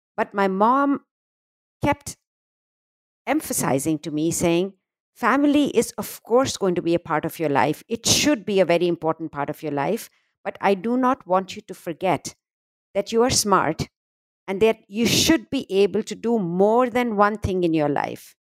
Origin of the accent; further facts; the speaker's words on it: India; moved away as an adult; now in United States; I grew up in a, a conservative, uh, what we call in India a very middle-class family